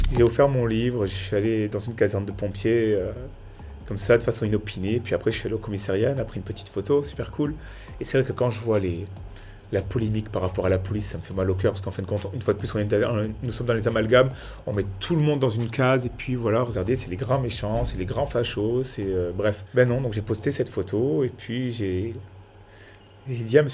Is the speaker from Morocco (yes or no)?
no; Nice, Provence-Alpes-Côte d'Azur, France; je viens tout droit de Nice, quartier de Nice, Saint-André-de-la-Roche exactement